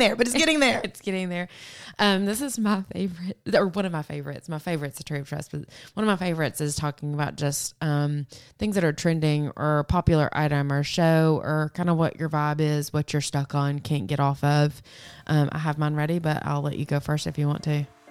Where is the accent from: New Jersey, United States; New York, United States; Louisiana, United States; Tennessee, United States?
Tennessee, United States; Murfreesboro; moved away; I moved away from Murfreesboro and grew up a lot outside of Murfreesboro